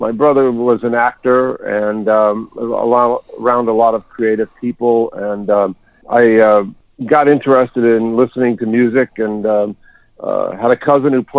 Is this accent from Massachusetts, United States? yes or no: no; New York, United States; moved away; also born or lived in Pennsylvania; I was born in New York and raised there, but I was living in Pennsylvania